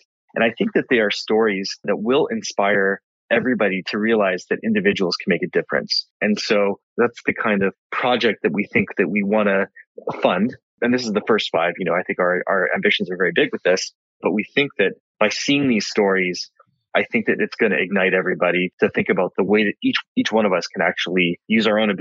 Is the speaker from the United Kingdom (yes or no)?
no; British Columbia, Canada; now in Montreal, Canada; being a British Columbian, a native British Columbian originally, I now live in Montreal